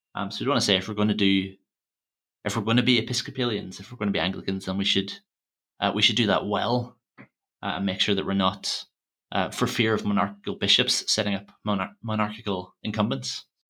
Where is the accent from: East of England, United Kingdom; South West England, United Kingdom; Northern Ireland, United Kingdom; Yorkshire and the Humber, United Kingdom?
Northern Ireland, United Kingdom; Armagh; Usher was, was Archbishop of Armagh, uh, my hometown